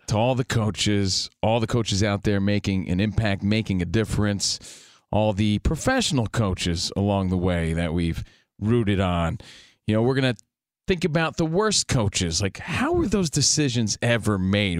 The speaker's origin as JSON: {"language": "English", "region": "New Jersey", "country": "United States", "moved": "yes", "lives_now": "Los Angeles, United States", "said": "I'm from New Jersey."}